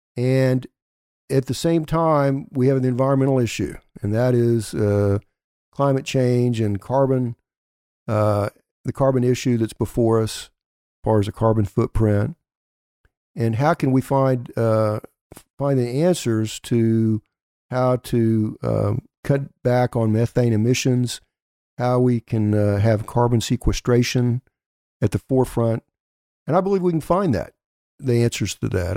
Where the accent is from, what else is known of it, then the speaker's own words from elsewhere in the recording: Elk City, Oklahoma, United States; Elk City, Oklahoma, my hometown